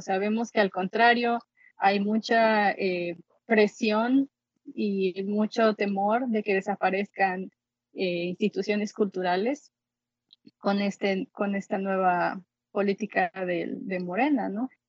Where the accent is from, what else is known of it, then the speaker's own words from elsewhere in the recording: Xalapa, Veracruz, Mexico; moved away as an adult; also born or lived in Colorado, United States; now in London, Canada; yo soy originaria de Jalapa, Veracruz